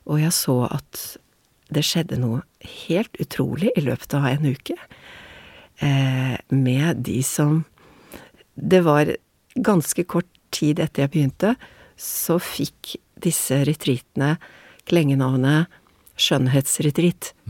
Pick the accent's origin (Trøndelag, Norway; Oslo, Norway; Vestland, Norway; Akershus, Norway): Oslo, Norway; moved away as an adult; now in Venice, Italy; Min mor er italiensk, er italiensk men jeg er oppvokst